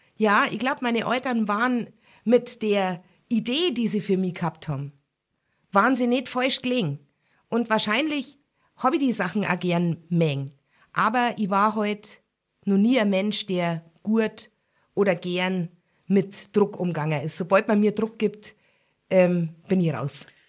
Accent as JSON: {"language": "German", "town": "Garmisch-Partenkirchen", "region": "Bavaria", "country": "Germany", "said": "meine Familie aus Pattenkirchen"}